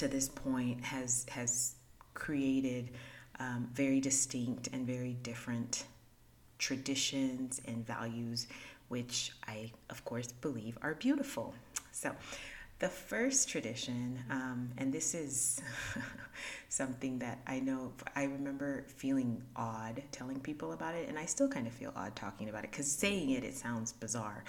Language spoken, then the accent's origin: English; Haiti; moved away; I was born in Haiti